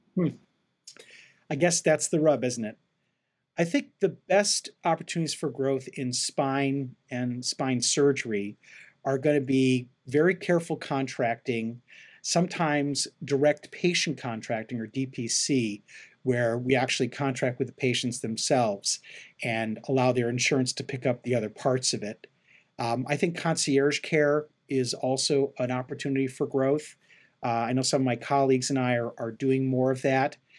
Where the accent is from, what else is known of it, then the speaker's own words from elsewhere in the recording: Chicago, Illinois, United States; also born or lived in Cleveland, Ohio / Phoenix, Arizona; now in Los Angeles, United States; I grew up in Chicago and um, I live right now in Los Angeles, California